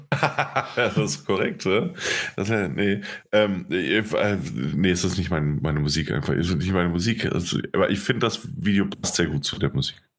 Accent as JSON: {"language": "German", "country": "Germany", "said": "wir Piefkes"}